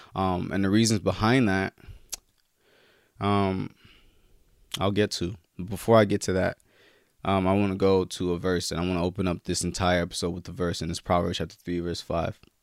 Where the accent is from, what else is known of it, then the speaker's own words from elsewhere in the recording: California, United States; my home state, Cali